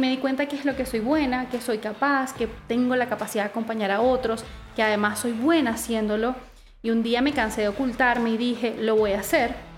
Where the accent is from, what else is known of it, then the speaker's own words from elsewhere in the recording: Venezuela; moved away as an adult; now in Chile; soy venezolana, eh, viví 21 años en Venezuela y cuando decidí emigrar a Chile